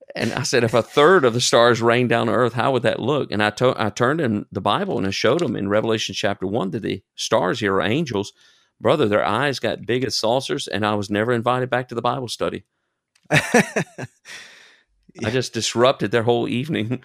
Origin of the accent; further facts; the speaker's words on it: United States; accent: American; moved away as an adult; now in Germany; I have an accent, and they know immediately that I'm an American